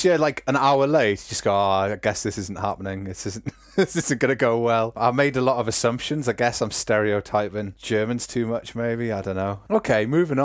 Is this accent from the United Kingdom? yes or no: yes; United Kingdom; I'm British